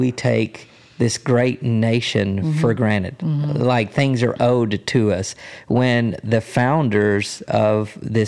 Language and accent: English; United States; I'm American